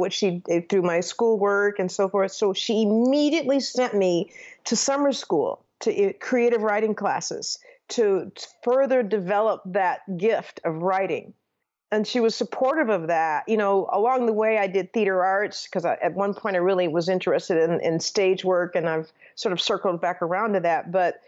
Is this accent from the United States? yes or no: yes; St. Paul, Minnesota, United States; I did. I was born and raised in St. Paul, Minnesota, and I went to the University of Minnesota where I got undergrad in journalism.